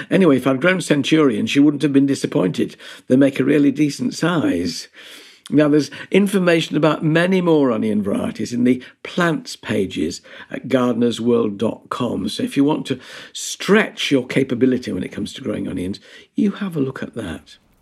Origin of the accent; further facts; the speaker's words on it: Yorkshire and the Humber, United Kingdom; being a Yorkshireman